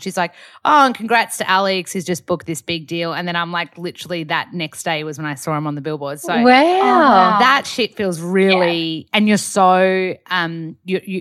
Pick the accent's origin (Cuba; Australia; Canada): Australia; accent: Aussie; my accent's not strong enough Aussie because I've been here for like 16 years or something